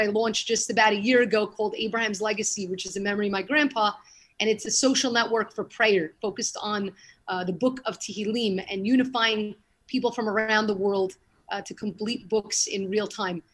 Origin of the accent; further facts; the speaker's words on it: New York City, New York, United States; moved away as an adult; now in Israel; I grew up in Brooklyn, went to the Yeshiva Flatbush, went to college there